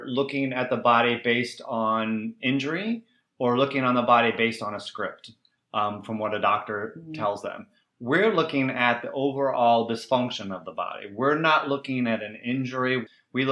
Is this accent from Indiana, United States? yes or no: yes; Indiana, United States; I grew up in Indiana